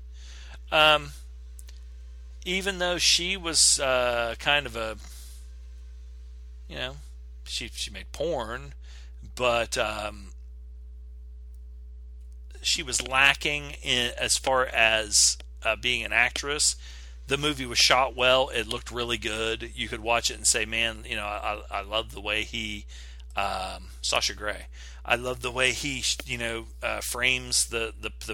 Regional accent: West Virginia, United States; I'm from West Virginia

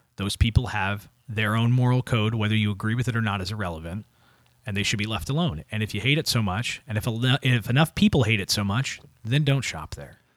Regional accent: United States

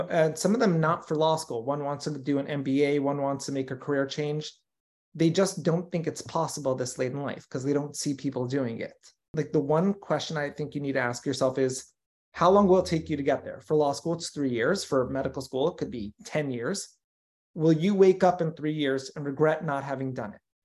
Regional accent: Los Angeles, California, United States; also born or lived in New York; grew up here in L

